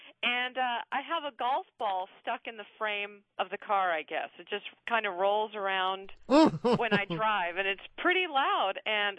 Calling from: Burlingame, California, United States; I'm in Burlingame, California.

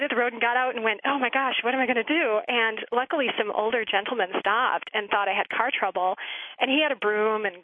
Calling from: Eagan, Minnesota, United States; I'm calling from Eagan, Minnesota.

